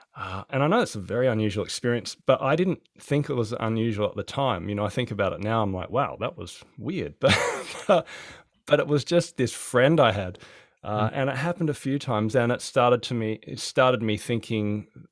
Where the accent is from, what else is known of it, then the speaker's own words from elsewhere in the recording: Adelaide, South Australia, Australia; now in Hobart, Australia; I'm from Adelaide originally, so I used to love the warmth